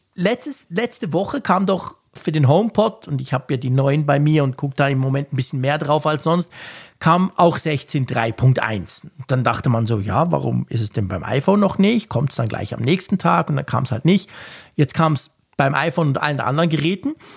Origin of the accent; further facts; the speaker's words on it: Switzerland; Ich als Schweizer